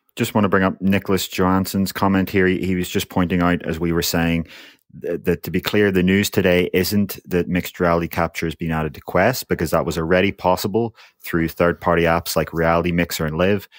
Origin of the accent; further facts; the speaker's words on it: Northern Ireland, United Kingdom; I'm from Northern Ireland